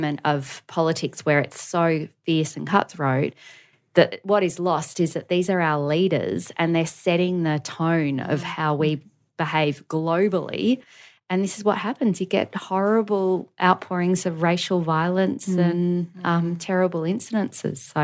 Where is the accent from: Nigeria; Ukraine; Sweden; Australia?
Australia; also born or lived in North America; we're Australian